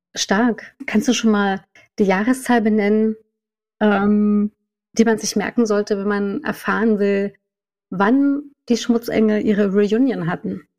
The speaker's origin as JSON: {"language": "German", "region": "Saxony-Anhalt", "country": "Germany", "said": "ich komme ja aus Sachsen-Anhalt"}